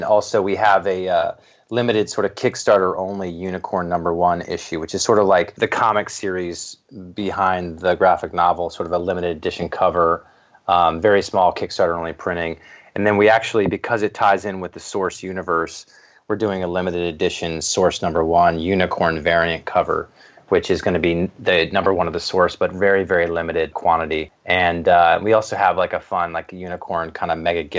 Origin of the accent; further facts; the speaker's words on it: Reston, Virginia, United States; I'm from Virginia, a town called Reston, right outside of Washington, D.C.